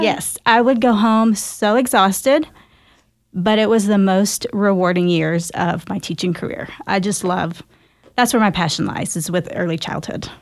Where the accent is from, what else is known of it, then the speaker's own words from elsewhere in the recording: Garland, Texas, United States; also born or lived in Dallas, Texas; I am a Filipino American born here in Dallas, Texas, and raised right down the road in Garland.